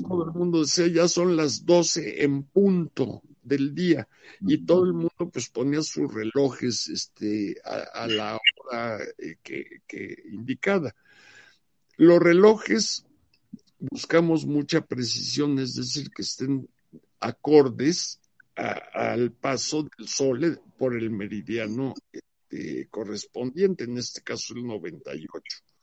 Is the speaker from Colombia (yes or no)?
no; Mexico; como mexicano